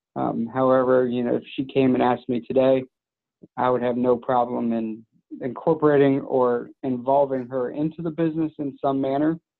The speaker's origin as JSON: {"language": "English", "town": "Madeira", "region": "Ohio", "country": "United States", "tie": "born or raised there", "said": "I grew up here in Madeira, uh, where our office is now, and where I live now."}